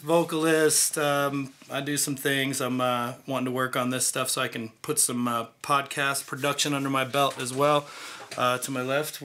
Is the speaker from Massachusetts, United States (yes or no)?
no; near Pittsburgh, Pennsylvania, United States; moved away; Pittsburgh, Pennsylvania, actually, close to my hometown, where I'm originally from